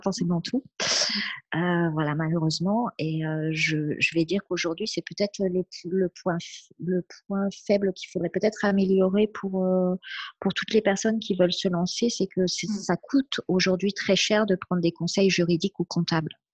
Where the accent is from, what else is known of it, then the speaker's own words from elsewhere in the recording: France; J'ai la chance d'être en France et d'être née en France et je revendique ça et je remercie mes parents d'avoir fait ce choix-là, mmh euh, de nous avoir élevés en France.